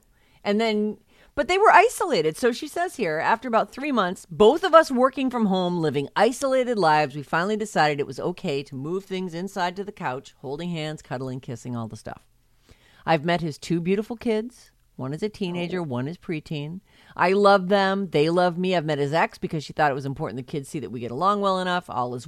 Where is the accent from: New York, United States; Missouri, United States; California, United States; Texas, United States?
California, United States; San Francisco; I was born and raised in San Francisco. All my friends and family are here. All of us born in San Francisco for generations.